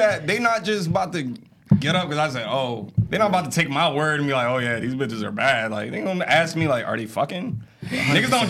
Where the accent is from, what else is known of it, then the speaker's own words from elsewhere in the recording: Essex County, New Jersey, United States; We're all from Essex County.